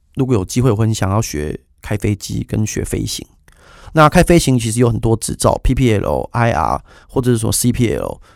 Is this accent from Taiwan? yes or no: yes; Taiwan; 身为一个台湾人